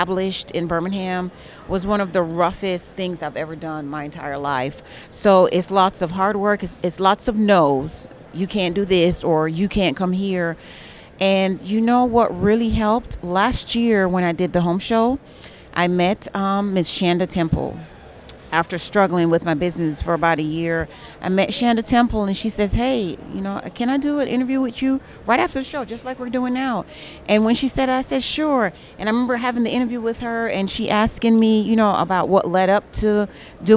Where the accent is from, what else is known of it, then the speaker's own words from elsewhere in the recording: Jamaica; I'm from Jamaica, which is the Caribbean.